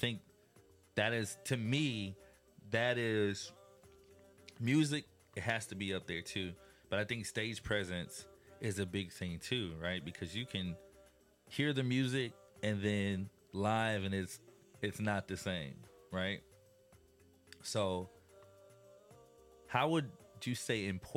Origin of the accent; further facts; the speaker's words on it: Illinois, United States; growing up in Illinois